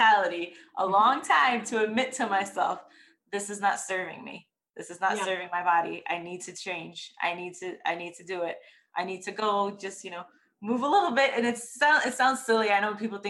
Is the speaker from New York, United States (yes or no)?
yes; New York, United States; now in Texas, United States; I'm originally from New York and I used to walk everywhere because that's what you